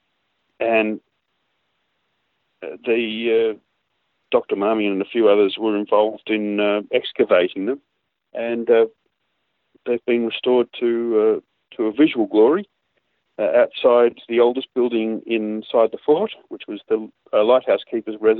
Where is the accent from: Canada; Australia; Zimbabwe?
Australia; Canberra, Australian Capital Territory; also born or lived in Geelong; I am from Geelong, but I grew up in Canberra